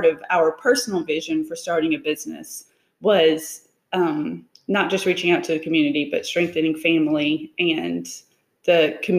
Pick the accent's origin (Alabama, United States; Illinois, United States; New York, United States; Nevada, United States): Alabama, United States; Decatur; I am from Decatur. Okay. So the Tennessee Valley area.